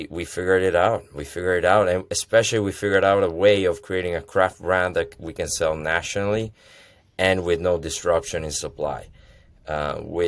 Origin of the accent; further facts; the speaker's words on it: Italy; moved away as an adult; now in United States; I'm Italian. I'm born and raised in Italy. Came over in the U.S. with the dream of America